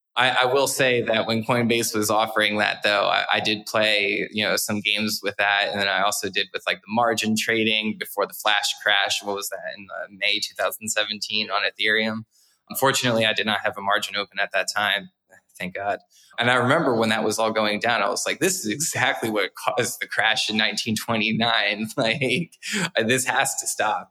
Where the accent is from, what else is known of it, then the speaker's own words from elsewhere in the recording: New Jersey, United States; my home state of New Jersey